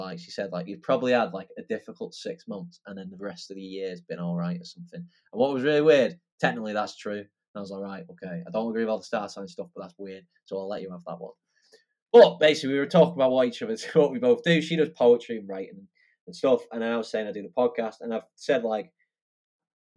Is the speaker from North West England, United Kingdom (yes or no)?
yes; Wigan, North West England, United Kingdom; I was from Wigan